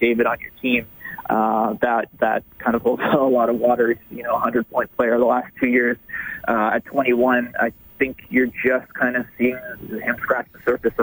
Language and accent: English; just outside of Toronto, Ontario, Canada; moved away as an adult; also born or lived in Ottawa / Fort McMurray / Saskatoon; I grew up in just outside of Toronto